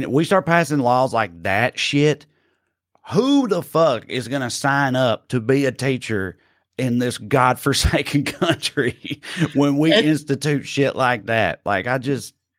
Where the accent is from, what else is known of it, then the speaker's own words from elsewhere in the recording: Salina, Kansas, United States; one of my best friends in the world is is uh, Chris Key. I grew up with with in Salina